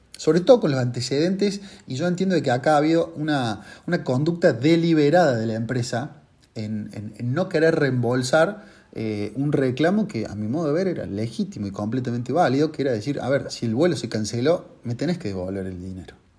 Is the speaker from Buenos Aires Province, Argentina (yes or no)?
no; Córdoba, Argentina; Yo soy de Córdoba